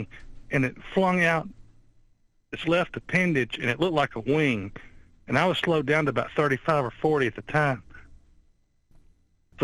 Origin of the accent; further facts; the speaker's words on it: Alabama, United States; accent: to kill a mockingbird accent; I'm from Alabama and sound like I got that to kill a mockingbird accent.